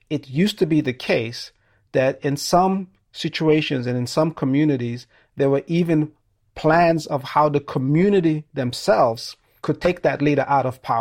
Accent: Sierra Leone; I'm originally from Sierra Leone.

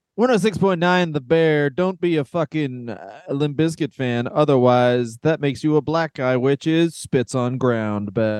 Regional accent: Ontario, Canada; I'm from Ontario, Canada.

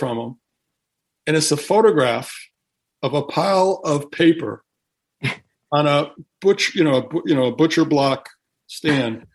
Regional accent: Connecticut, United States; where I grew up in Connecticut

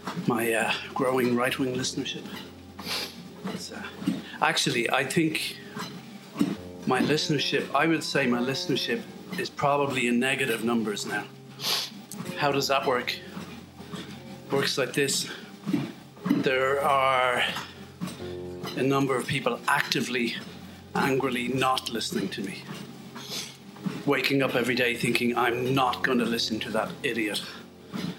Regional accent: west of Ireland, Ireland; as we say in the west of Ireland

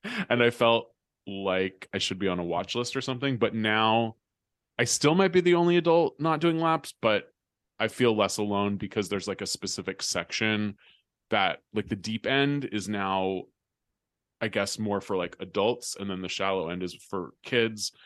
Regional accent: California, United States; moved away as an adult; also born or lived in New York; when I was growing up in California

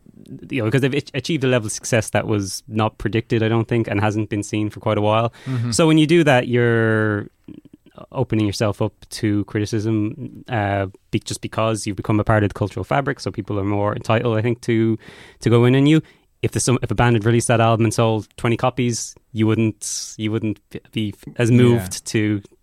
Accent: Ireland; as an Irish person.

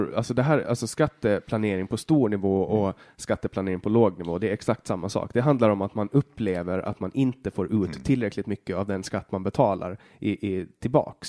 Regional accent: Åland, Finland; Vi är båda ålänningar, vi är båda finnar

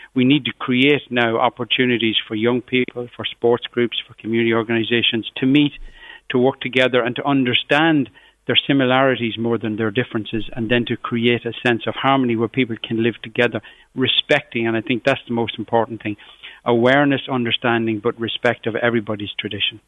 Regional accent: Cavan, Ulster, Ireland; from where I grew up in Cavan, just on the borders of Fermanagh

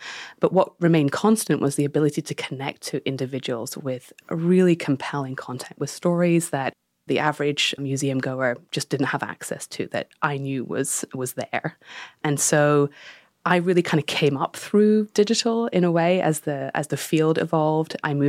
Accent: United Kingdom; So I grew up in the Danish Cultural Institute. My father was running that in the UK, and the mission there was to bring Danish culture to the UK.

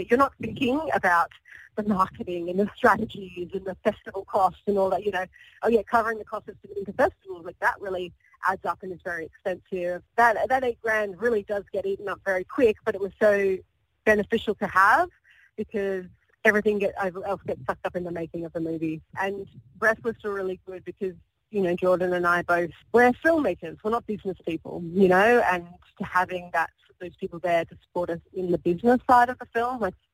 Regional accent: Sydney, New South Wales, Australia; I'm Australian. I've never lived anywhere else. I grew up in Sydney

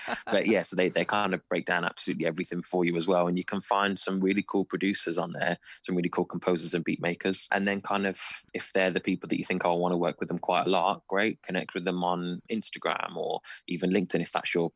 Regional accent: Wolverhampton, West Midlands, United Kingdom; So I grew up in Wolverhampton

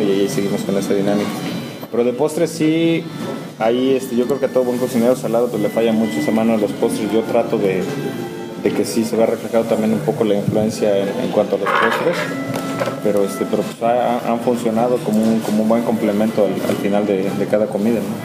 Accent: Oaxaca, Mexico; also born or lived in Ocotlán de Morelos; yo nací en Oaxaca, yo nací en Ocotlán de Morelos, en un pueblito aquí en los valles centrales

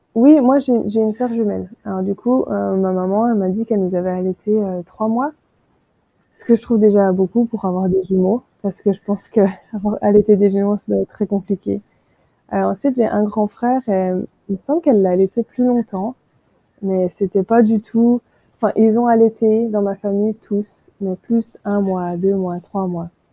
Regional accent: France; moved away as an adult; also born or lived in Australia; now in Hawaii, United States; je suis française

